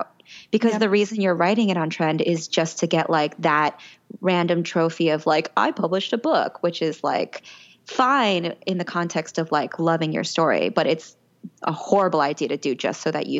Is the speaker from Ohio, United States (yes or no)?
no; Central Florida, United States; I grew up in Central Florida